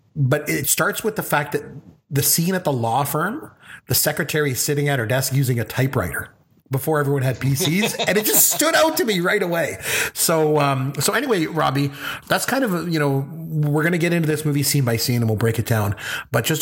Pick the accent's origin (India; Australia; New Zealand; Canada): Canada; I'm a Canadian